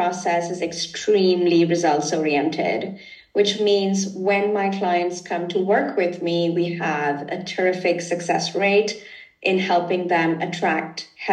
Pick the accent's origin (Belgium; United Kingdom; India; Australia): India; now in Germany; I come from India originally.